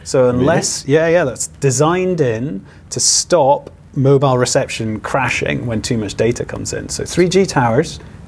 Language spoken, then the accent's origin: English; Aberdeen, Scotland, United Kingdom; now in Edinburgh, United Kingdom; I'm actually from Aberdeen, but I live in Edinburgh.